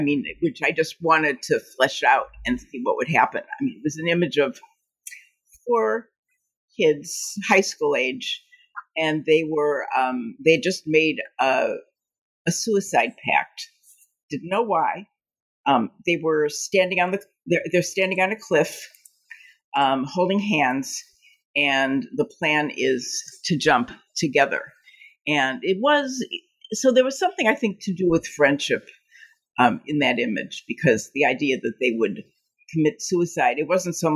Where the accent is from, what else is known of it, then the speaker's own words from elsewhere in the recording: Cleveland, Ohio, United States; moved away as an adult; also born or lived in Pittsburgh / Ithaca; now in Chicago, United States; I grew up in Cleveland, lived there for about 18 years